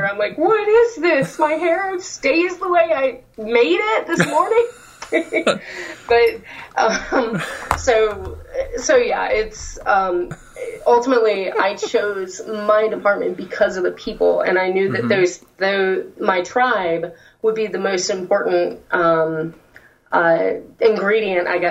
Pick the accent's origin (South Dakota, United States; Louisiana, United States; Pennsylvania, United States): Louisiana, United States; accent: Southern; moved away; I'm actually a Louisiana, like, mostly raised there